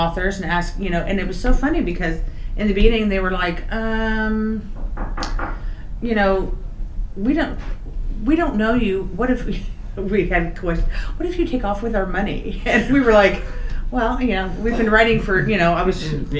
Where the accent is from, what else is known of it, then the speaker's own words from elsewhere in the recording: Olathe, Kansas, United States; to Kansas, to my hometown of Olathe